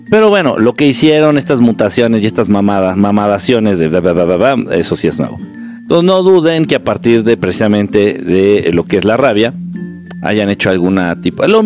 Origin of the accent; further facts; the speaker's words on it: Peru; En fin, soy de Perú y mi familia vacunada está que les da gripa fuerte si no me vacuné y estoy sano.